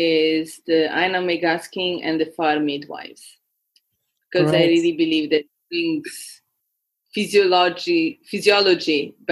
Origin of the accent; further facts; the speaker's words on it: Brazil; since I grew up in Brazil, I'm really connected with Brazilian songs.